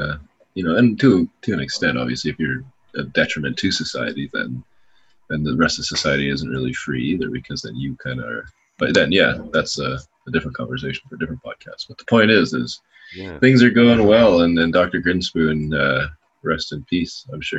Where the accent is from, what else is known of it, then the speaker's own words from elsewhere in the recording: Canada; Yeah, well, I'm from Canada.